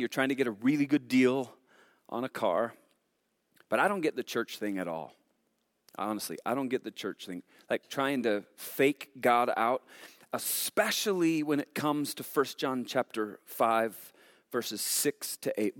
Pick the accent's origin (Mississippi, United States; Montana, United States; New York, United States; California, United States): Montana, United States; we're from Montana